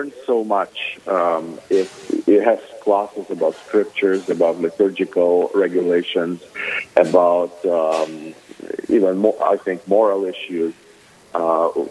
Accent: Ukraine; moved away as an adult; now in Minneapolis, United States; I am originally from Ukraine. I was born and raised there.

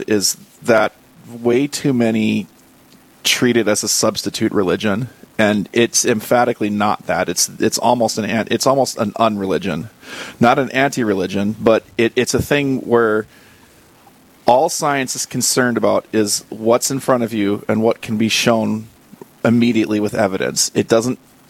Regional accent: Wahpeton, North Dakota, United States; moved away as an adult; also born or lived in Fargo, North Dakota; now in Bismarck, United States; Born in Fargo, North Dakota, from mostly Wahpeton. Followed work out here to Bismarck

